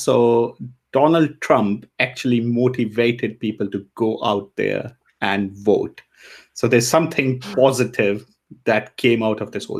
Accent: India; also born or lived in Tanzania; now in Germany; I grew up in India. I was 6 when we moved to India. And I mean, my family was always Indian. So, you know, even though I was born in Africa, in Tanzania

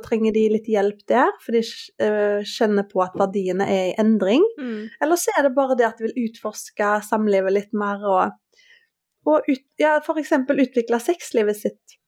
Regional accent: Haugesund, Rogaland, Norway; moved away as an adult; now in Oslo, Norway; fra Haugesund

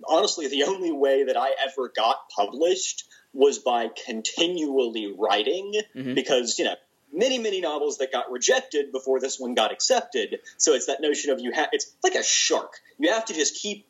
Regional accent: the South, United States; I'm a Southerner

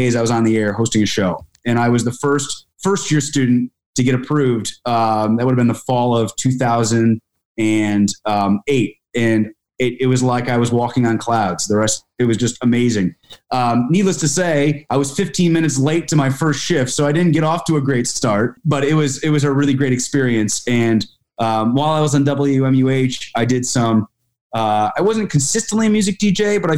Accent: Albany, New York, United States; I grew up outside the Capital Region in Albany, New York

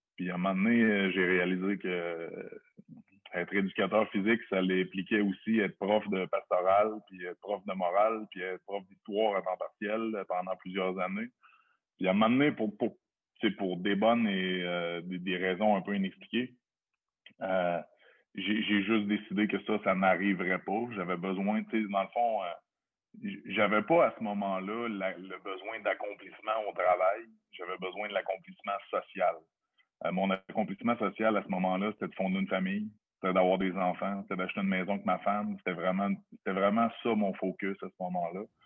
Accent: Lévis, Quebec, Canada; la maison, elle se trouve sur rive sud de Québec. Born and raised depuis, euh, toujours, le 8-3 pour, euh, pour, ceux, qui connaissent. sur la rive sud de Québec, en fait, Charny

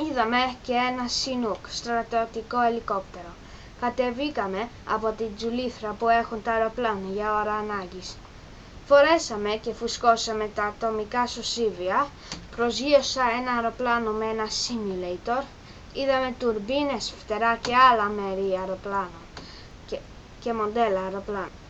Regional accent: England, United Kingdom; Greek is a second language; είμαι έντεκα και είμαι Άγγλος. Η μαμά μου όμως είναι Ελληνίδα

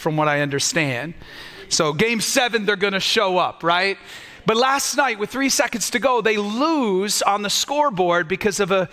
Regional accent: United States; We as Americans

